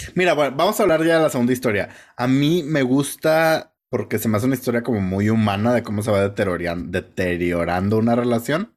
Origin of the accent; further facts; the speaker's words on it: Mexico; me acordé que soy mexicano